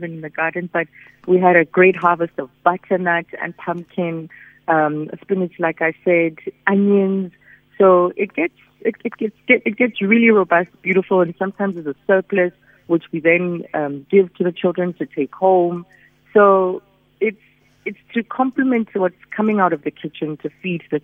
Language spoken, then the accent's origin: English; Soweto, Gauteng, South Africa; when we were growing up in Soweto